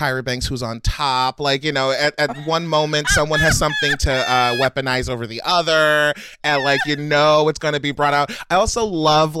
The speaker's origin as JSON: {"language": "English", "town": "Baltimore", "region": "Maryland", "country": "United States", "accent": "Baltimore accent", "said": "Baltimore. I'm from Baltimore."}